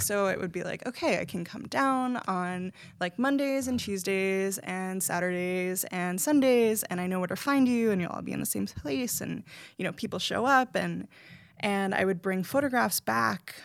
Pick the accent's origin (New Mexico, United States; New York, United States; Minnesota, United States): New York, United States; New York City; moved away as an adult; also born or lived in New Haven, Connecticut; now in North Adams, United States; I'm from the Bronx